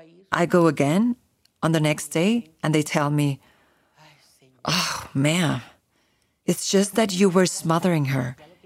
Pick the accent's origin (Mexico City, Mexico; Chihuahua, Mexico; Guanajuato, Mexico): Chihuahua, Mexico; Ciudad Juárez; I'm originally from Ciudad Juárez, Chihuahua